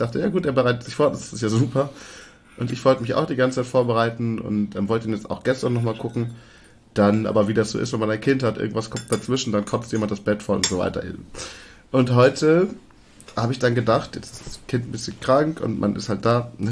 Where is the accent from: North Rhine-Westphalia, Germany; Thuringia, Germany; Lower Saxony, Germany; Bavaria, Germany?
Lower Saxony, Germany; Leer; Ich meine, ich bin ja, wir kommen ja beide aus Leer in Ostfriesland. Das ist ja nun mal teilweise bis zu einem Meter unter Meeresspiegel.